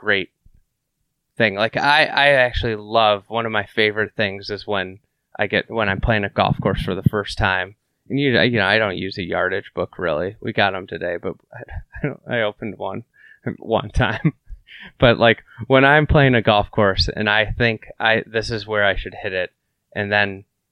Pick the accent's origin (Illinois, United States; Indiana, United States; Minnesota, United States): Illinois, United States; Lake Bluff; I grew up in Lake Bluff, so I got to play Shore Acres as a kid.